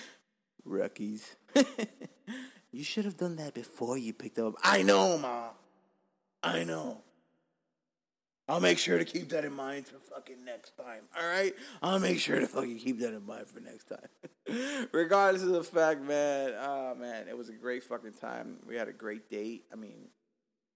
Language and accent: English; Miami, Florida, United States; also born or lived in Cuba; I'm fucking rooted to the fucking ground of Dade County